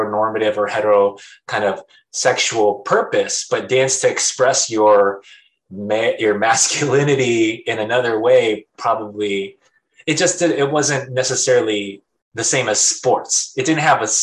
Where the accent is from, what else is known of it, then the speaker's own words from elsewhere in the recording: San Diego, California, United States; now in Hawaii, United States; I was actually raised in San Diego.